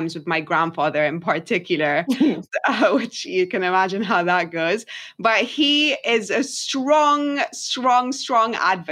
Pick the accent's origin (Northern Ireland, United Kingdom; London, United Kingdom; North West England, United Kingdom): London, United Kingdom; also born or lived in Egypt; I grew up in London, but I lived in Egypt as well and spent a lot of time in both.